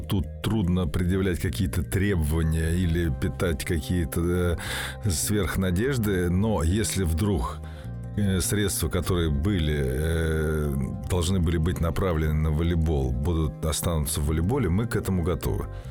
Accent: Russia; как россиянин

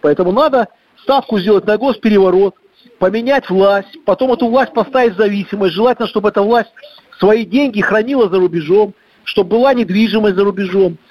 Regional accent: Belarus; мы, белорусы

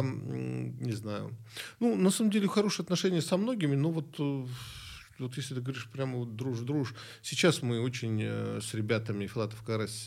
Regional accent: Rostov-on-Don, Rostov Oblast, Russia; moved away; Я из Ростова-на-Дону

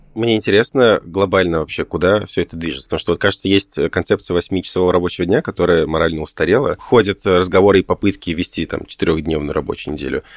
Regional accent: Tashkent, Uzbekistan; moved away; я родом из Ташкента

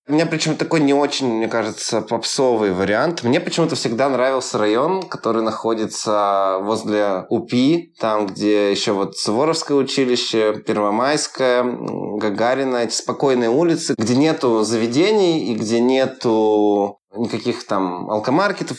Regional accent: Yekaterinburg, Sverdlovsk Oblast, Russia; moved away as an adult; also born or lived in Moscow; now in Turkey; я приезжал каждый раз в Екатеринбург, смотрел и понимал, что я становлюсь немножко чужим, ну, ну, в своем городе

